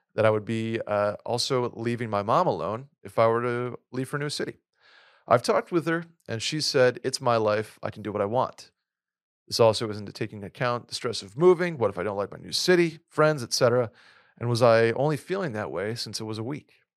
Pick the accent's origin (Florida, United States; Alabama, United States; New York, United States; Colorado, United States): New York, United States; Saratoga Springs; moved away as an adult; also born or lived in Boston; I moved from my hometown of Saratoga to Boston for school